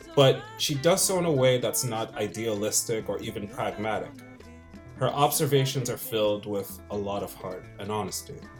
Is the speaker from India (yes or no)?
no; Rockland County, New York, United States; also born or lived in London; mostly in Rockland County